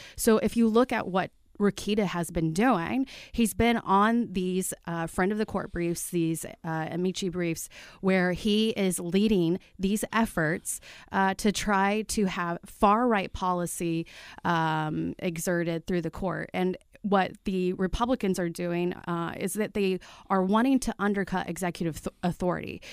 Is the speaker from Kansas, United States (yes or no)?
no; Martinsville, Indiana, United States; I grew up in Martinsville, right? Uh, my own hometown.